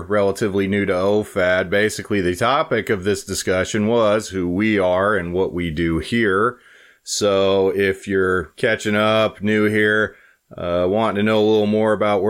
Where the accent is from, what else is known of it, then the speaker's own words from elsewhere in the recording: Wyoming, United States; moved away as an adult; now in Hamel, South Dakota, United States; I grew up in Wyoming, next state over.